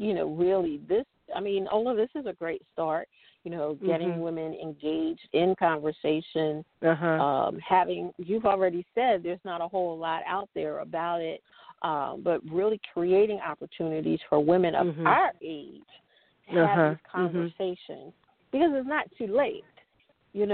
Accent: Philadelphia, Pennsylvania, United States; moved away; I'm from Pennsylvania. I'm a Philly girl originally.

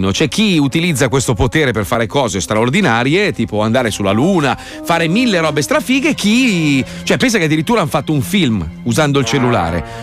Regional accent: Milan, Lombardy, Italy; also born or lived in Taranto; Io sono milanese, lo posso dire.

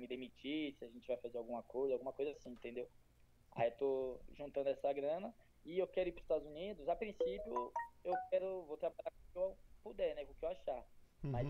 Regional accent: São Paulo, Brazil; Eu sou de São Paulo, capital.

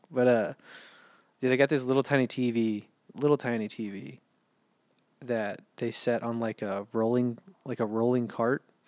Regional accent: United States; also born or lived in San Antonio; I'm American

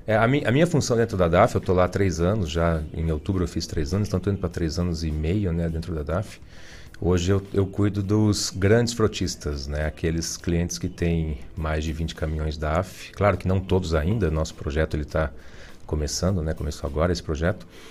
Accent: Ponta Grossa, Paraná, Brazil; also born or lived in Imbituva, Paraná; Eu sou de Ponta Grossa.

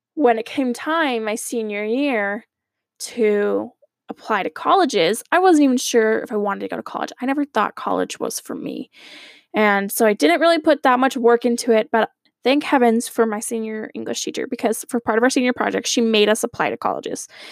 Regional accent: Arizona, United States; moved away as an adult; now in Idaho, United States; I grew up in Arizona, lived there my entire life before moving to Idaho

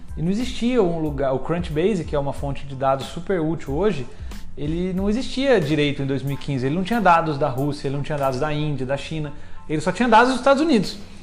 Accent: São Lourenço, Minas Gerais, Brazil; moved away as an adult; now in São Paulo, Brazil; sou nascido em Minas, uma cidade no interior, São Lourenço

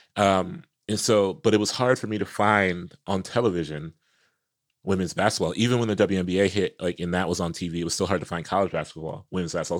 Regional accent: Columbus, Ohio, United States; I'm from Columbus, you know, where O S U football is

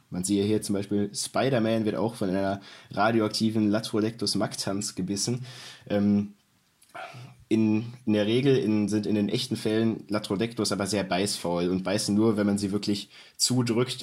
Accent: North Rhine-Westphalia, Germany; ich komme aus NRW

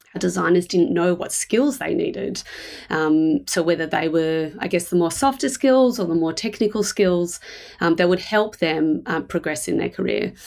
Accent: Melbourne, Victoria, Australia; I live in Melbourne. Uh, I was born here

